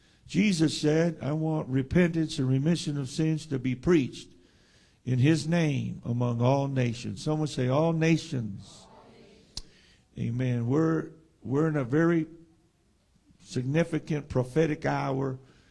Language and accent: English; San Diego, California, United States; And we're from San Diego.